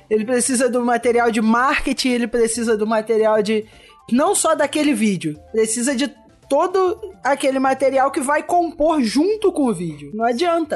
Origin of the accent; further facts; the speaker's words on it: Maricá, Rio de Janeiro, Brazil; Eu sou de Maricá, é, tipo, perto do Rio